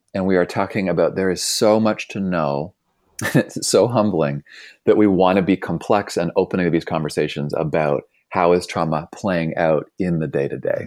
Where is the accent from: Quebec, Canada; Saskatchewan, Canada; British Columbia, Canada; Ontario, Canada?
Ontario, Canada; Toronto; moved away as an adult; now in Bay Area, United States; I grew up in Toronto.